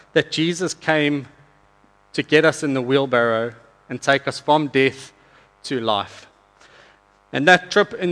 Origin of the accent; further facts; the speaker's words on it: South Africa; moved away; I'm from South Africa.